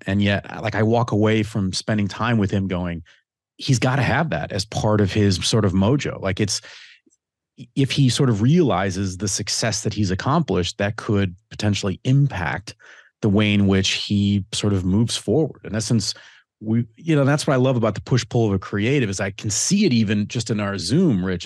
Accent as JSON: {"language": "English", "town": "Detroit", "region": "Michigan", "country": "United States", "tie": "born or raised there", "said": "I grew up in Detroit."}